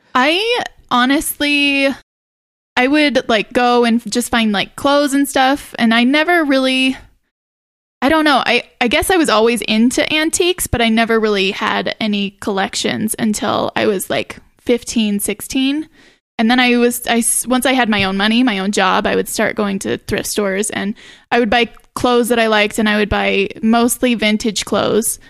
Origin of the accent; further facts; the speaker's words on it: Idaho Falls, Idaho, United States; also born or lived in Colorado / Pocatello / Seattle; I grew up, pretty much grew up in Idaho Falls